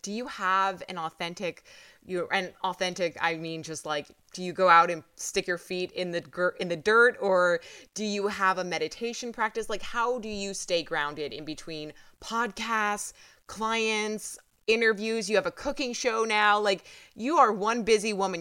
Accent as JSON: {"language": "English", "region": "New York", "country": "United States", "said": "I'm from New York"}